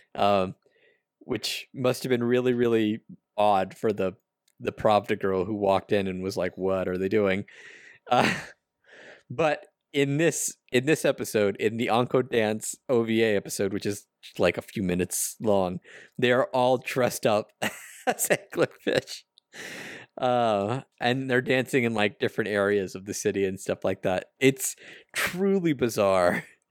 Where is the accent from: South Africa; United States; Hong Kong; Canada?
United States; I'm American